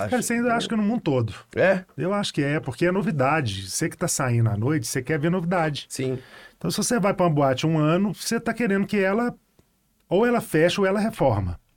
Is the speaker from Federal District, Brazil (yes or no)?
no; Betim, Minas Gerais, Brazil; Betim, né? Eu fui criado no Betim